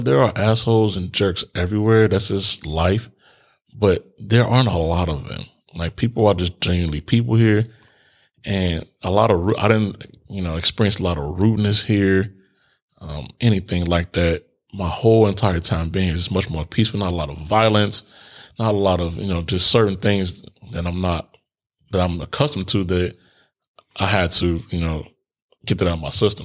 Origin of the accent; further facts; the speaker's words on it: Chicago, Illinois, United States; moved away as an adult; I was born in Cook County Hospital in Chicago